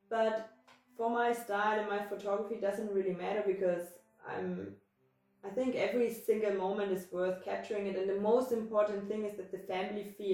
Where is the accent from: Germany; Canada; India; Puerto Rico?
Germany; moved away as an adult; also born or lived in Taiwan; I left my country. I mean, Germany is my home country, right? But I left Germany when I was like 23 years old